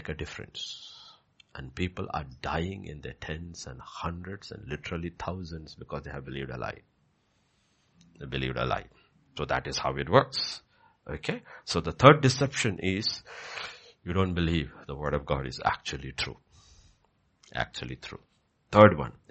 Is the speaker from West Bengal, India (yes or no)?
no; Kerala, India; moved away; if you go to Kerala, if you go to my hometown, there is a house and there is a land